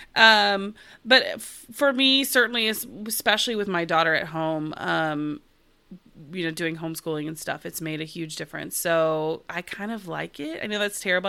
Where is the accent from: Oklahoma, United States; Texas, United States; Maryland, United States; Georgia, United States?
Oklahoma, United States; moved away as an adult; now in Los Angeles, United States; I'm originally from Oklahoma, and I went to Oklahoma State University